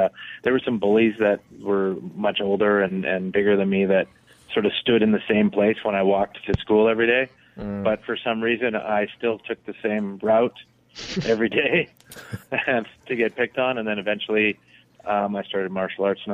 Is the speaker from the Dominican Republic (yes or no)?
no; Canada; I'm Canadian